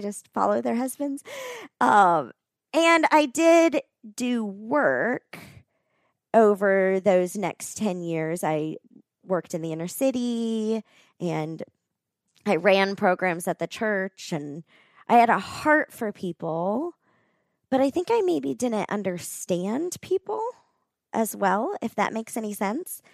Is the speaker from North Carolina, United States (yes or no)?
no; Florida, United States; moved away as an adult; also born or lived in West Palm Beach, Florida; now in Colorado Springs, United States; I grew up in Florida